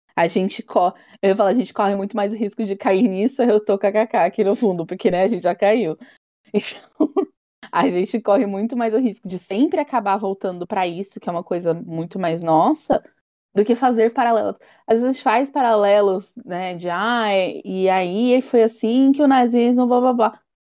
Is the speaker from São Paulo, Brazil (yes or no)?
no; Bahia, Brazil; a baiana aqui